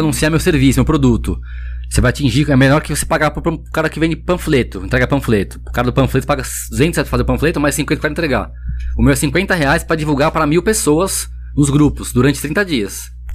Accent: São Paulo, Brazil; also born or lived in Vila Ema, São Paulo; eu morava na Moca, nasci na Moca na Amada de Deus aqui

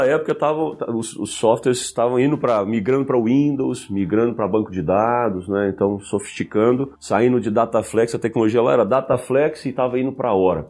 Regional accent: Goiânia, Goiás, Brazil; moved away as an adult; now in São Paulo, Brazil; eu sou natural de Goiânia, estou né? em São Paulo já há alguns anos

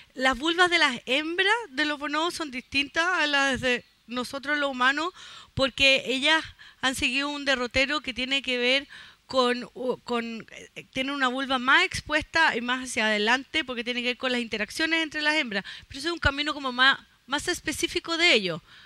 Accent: Chile; como somos chilenos

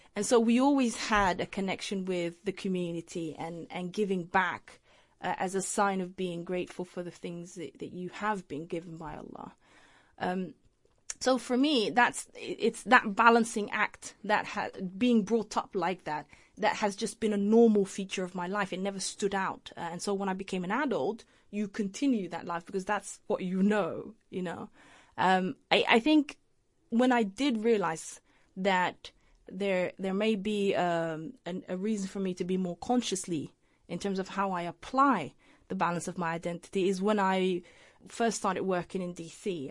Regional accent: Leicester, East Midlands, United Kingdom; also born or lived in Mogadishu, Somalia / Holland; Leicester's my hometown. That's where I grew up.

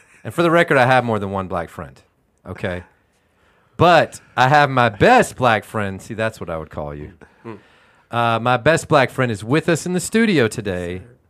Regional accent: Houston, Texas, United States; I grew up in Houston, Texas.

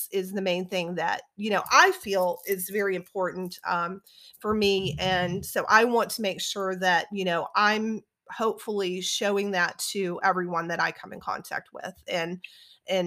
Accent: South Louisiana, United States; also born or lived in Alabama; now in Atlanta, United States; I graduated from the University of Alabama, and I grew up in South Louisiana, which is near New Orleans

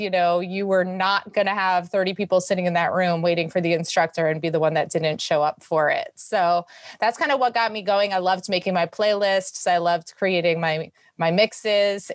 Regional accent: New York City, New York, United States; I was born and bred in New York City

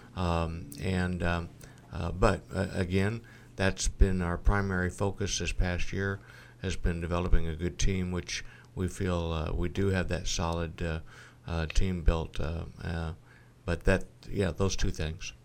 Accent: Galesburg, Illinois, United States; also born or lived in Monmouth, Illinois / Texas; born and raised in Galesburg

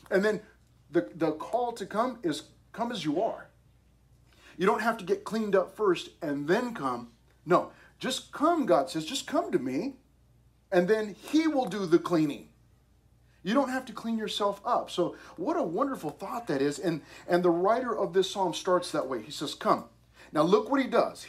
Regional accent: United States; I love being American

